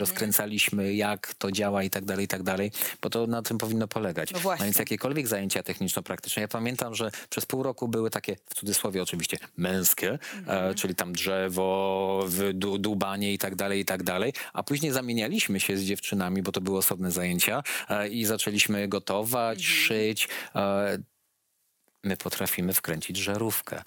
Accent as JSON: {"language": "Polish", "town": "Łódź", "region": "Łódź Voivodeship", "country": "Poland", "said": "u nas, u nas w Łodzi są szkoły"}